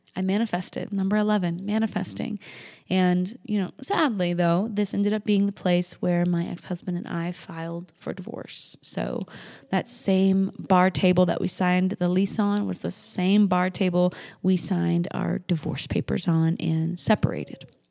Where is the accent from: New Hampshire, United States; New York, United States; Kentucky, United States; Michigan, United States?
New Hampshire, United States; moved away as an adult; now in Denver, United States; I'm from New Hampshire